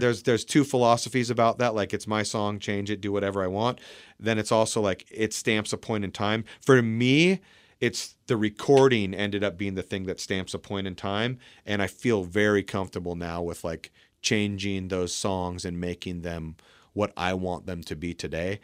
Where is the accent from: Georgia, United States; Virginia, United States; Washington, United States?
Washington, United States; Port Angeles; We grew up in Port Angeles